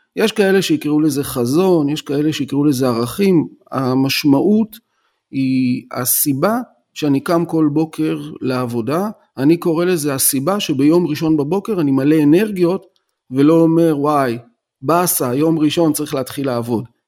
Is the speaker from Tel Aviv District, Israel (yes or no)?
yes; Tel Aviv, Tel Aviv District, Israel; now in Rishon LeZion, Israel; מתגורר בראשון לציון, אבל אני טוען שאני תל אביבי בנשמה, כי נולדתי בתל אביב